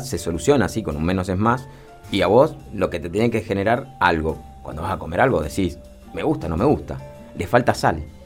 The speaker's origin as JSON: {"language": "Spanish", "region": "Mendoza", "country": "Argentina", "said": "todos somos parte del vino, somos mendocinos"}